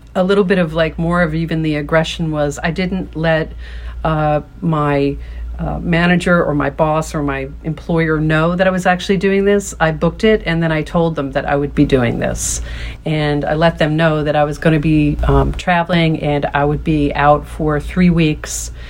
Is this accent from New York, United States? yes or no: yes; New York, United States; as a New Yorker